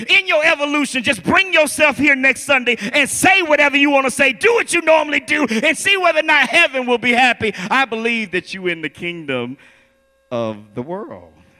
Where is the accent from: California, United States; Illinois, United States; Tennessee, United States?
Illinois, United States; Chicago; I'm from Chicago